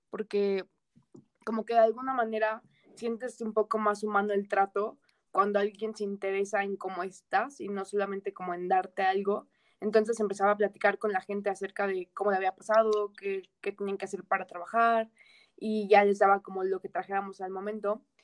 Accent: Toluca, State of Mexico, Mexico; soy de Toluca, estaba en Ciudad de México por que estaba en centro y ahorita que estamos en cuarentena, pues volví a Toluca

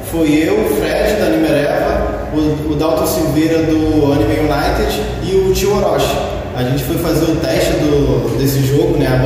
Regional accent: Rio de Janeiro, Brazil; eu sou daqui de Nova sul

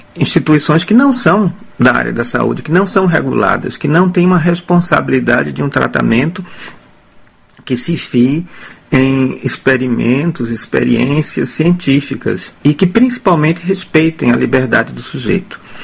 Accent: Aracaju, Sergipe, Brazil; also born or lived in Porto Alegre, Rio Grande do Sul / Cuiabá, Mato Grosso / Recife; now in Amsterdam, Netherlands; Eu nasci em Aracaju, em Sergipe, estado aqui irmão nordestino do Ceará

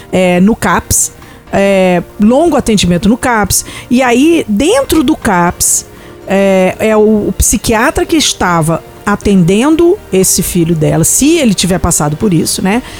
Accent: Rio de Janeiro, Brazil; Quando você vai para cidade como Rio de Janeiro, de onde eu vim, ali sim o trem é pesado, o trem é ruim.

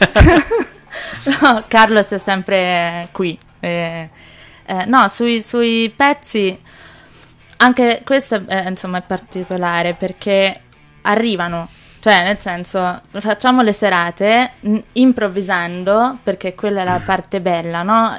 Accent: Pistoia, Tuscany, Italy; also born or lived in Manchester; sono nata a Pistoia, però il mio, il mio, babbo è inglese

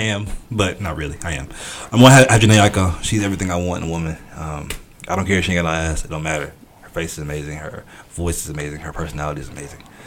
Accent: outskirts of Atlanta, Georgia, United States; I'm from Georgia. I'm from outskirts of Atlanta.

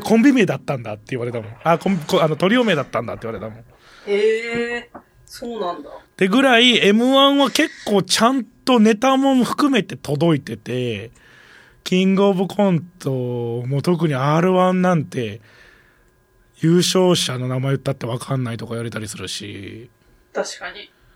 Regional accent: Kansai, Japan; accent: Kansai-ben; でもこっち関西弁だから

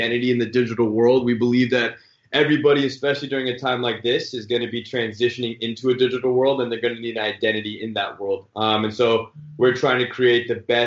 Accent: the Bay Area, California, United States; also born or lived in Michigan; I'm born and raised in the Bay

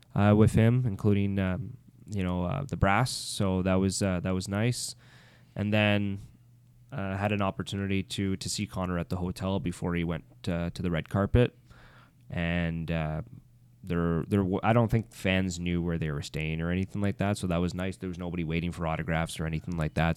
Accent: Ottawa, Ontario, Canada; moved away; being an Ottawa guy

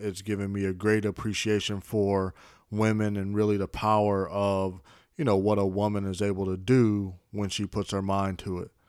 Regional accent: Chicago, Illinois, United States; I was born in Chicago. Originally, I was raised by my mother and father

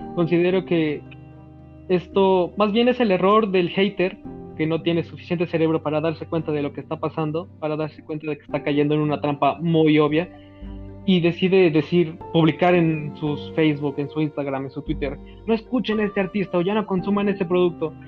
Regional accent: Mexico; Así somos los mexicanos

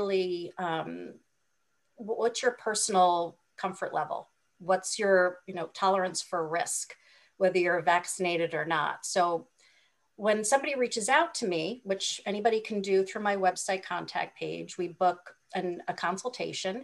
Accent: Hawaii, United States; I'm from Hawaii.

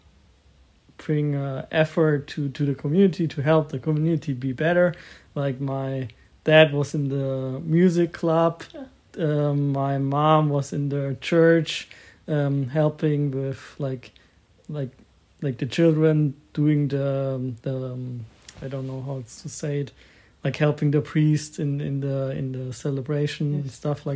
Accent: Klein Eitingen, Bavaria, Germany; moved away; also born or lived in Augsburg; I was born in Augsburg, but I was raised in a little village called Klein Eitingen.

